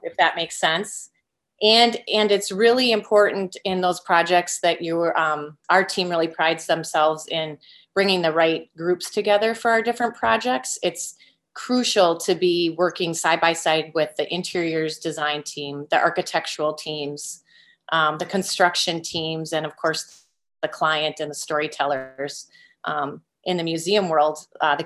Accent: Green Bay, Wisconsin, United States; also born or lived in Northfield, Minnesota; I am a Green Bay native, born and raised in Green Bay, Wisconsin, lifelong Packers fan

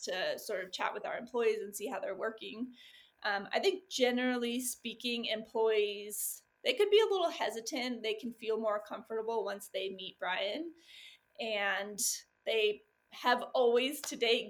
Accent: Los Angeles, California, United States; moved away as an adult; also born or lived in Texas / San Diego; I'm from Southern California in the Los Angeles area

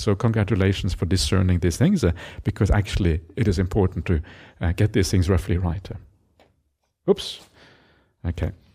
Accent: Norway; moved away; I grew up in Norway

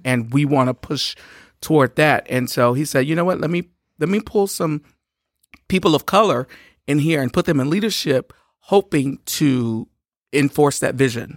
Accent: Shreveport, Louisiana, United States; I'm from Shreveport, Louisiana

